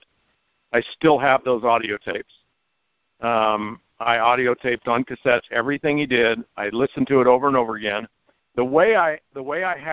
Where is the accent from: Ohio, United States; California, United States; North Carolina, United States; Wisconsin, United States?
California, United States; Merced; also born or lived in Fresno, California; my hometown of Merced, California